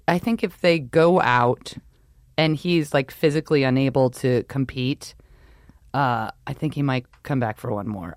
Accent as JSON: {"language": "English", "region": "New York", "country": "United States", "tie": "born or raised there", "also_born_or_lived": "Rhode Island", "moved": "yes", "said": "I'm from New York, so you're born and raised to hate everything"}